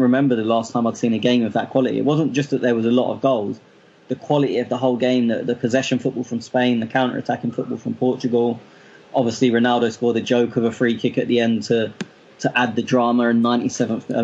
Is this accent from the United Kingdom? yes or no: yes; England, United Kingdom; I'm English